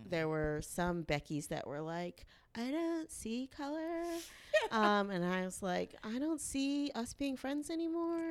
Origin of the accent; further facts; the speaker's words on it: the South, United States; I'm from the South. I'm a lady